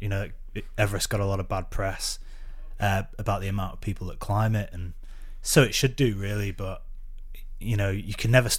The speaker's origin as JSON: {"language": "English", "town": "Preston", "region": "North West England", "country": "United Kingdom", "lives_now": "London, United Kingdom", "said": "because I don't go back to Preston very much, so my accent's probably gone quite a lot."}